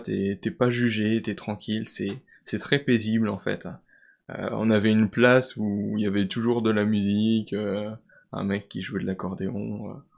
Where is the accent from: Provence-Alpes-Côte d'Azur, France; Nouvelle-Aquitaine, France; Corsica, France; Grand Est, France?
Grand Est, France; Vosges; je viens des Vosges, je suis originaire des Vosges